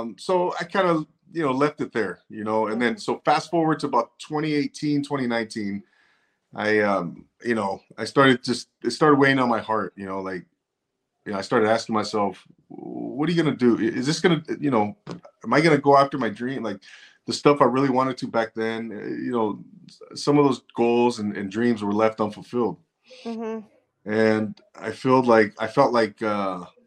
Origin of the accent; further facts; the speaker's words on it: Rancho Cucamonga, California, United States; also born or lived in 805 area code, California (Central Coast); now in 805 area, California, United States; I'm originally from Rancho Cucamonga, California. Inland Empire, Navy vet, and now I'm here in the 805